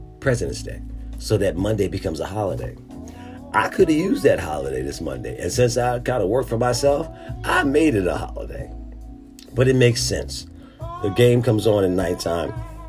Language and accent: English; Philadelphia, Pennsylvania, United States; I'm from Philadelphia.